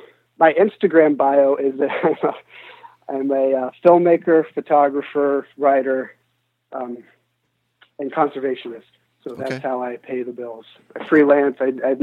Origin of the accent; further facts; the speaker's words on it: United States; we come from the United States, and here in the Western world, I mean, there's just so much that we take for granted.